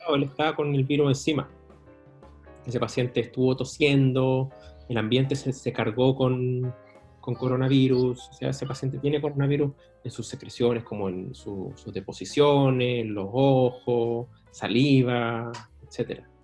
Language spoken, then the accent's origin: Spanish; Chile; como chileno